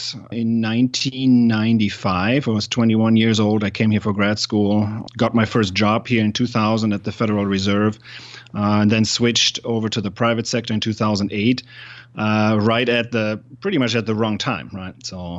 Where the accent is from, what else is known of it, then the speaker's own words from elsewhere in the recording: Germany; English is a second language; I'm from Germany originally.